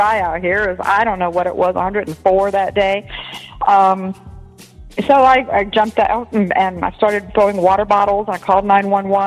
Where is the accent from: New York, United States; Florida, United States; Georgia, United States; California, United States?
Florida, United States; Tampa; now in Arizona, United States; growing up in Tampa, going to the same school as you